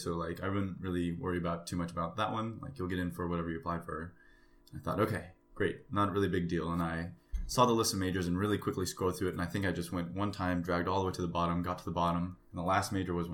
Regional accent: Union City, California, United States; I'm from the Bay Area, Union City

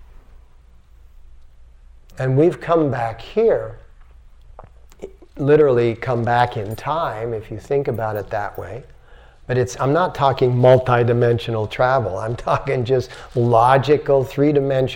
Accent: United States; I'm an American

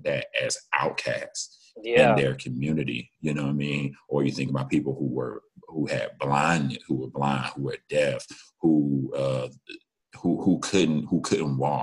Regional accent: Macon, Georgia, United States; we're both from Macon

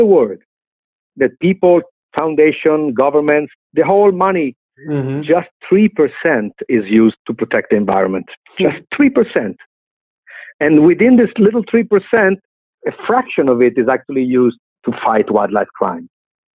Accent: Milan, Lombardy, Italy; I grew up in Milano, Italy, but I was raised in Milano and I studied in Milano.

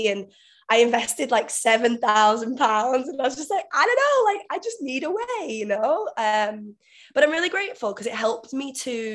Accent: Manchester, North West England, United Kingdom; moved away as an adult; also born or lived in Vietnam; now in Bali, Indonesia; I'm actually from England originally, so Manchester in England, but I've been living in Asia for the past 5 years

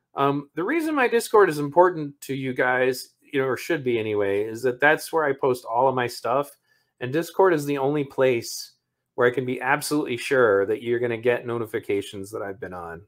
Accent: Michigan, United States; my home state of Michigan

